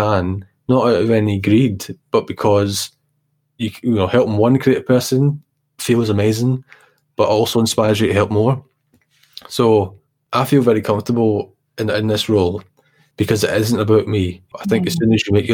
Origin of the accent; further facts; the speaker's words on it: Glasgow, Scotland, United Kingdom; I was brought up in the East End of Glasgow